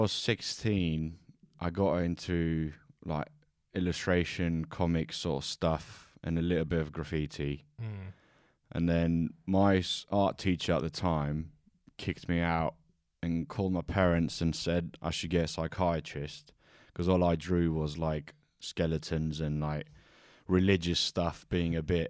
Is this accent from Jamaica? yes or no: no; Corinth, Peloponnese, Greece; moved away; also born or lived in Kos / Devon / Plymouth / Brighton; Grew up in Kos till I was 12, and then moved to Corinthos, which is near Athens.